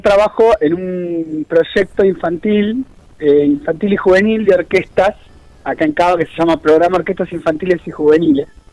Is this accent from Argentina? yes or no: yes; Argentina; como argentinos, como sociedad